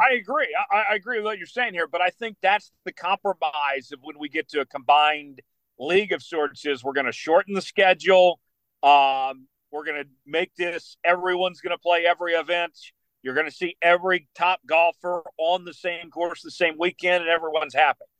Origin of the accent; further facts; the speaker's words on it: Broken Arrow, Oklahoma, United States; Cedar Ridge Country Club in my hometown there in Broken Arrow